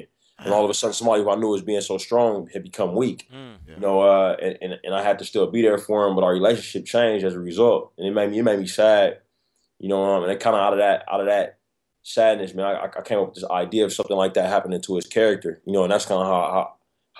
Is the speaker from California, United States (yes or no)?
yes; Oakland, California, United States; I'm from Oakland, California, man. I was real fortunate that I had great parents. And my dad and mom got married young, had me young